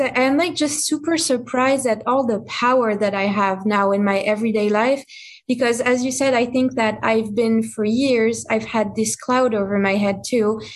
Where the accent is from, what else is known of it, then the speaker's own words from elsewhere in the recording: France; English is a second language; moved away; I'm from France. So I grew up in France, you know, with the culture of wine and cigarettes and all that stuff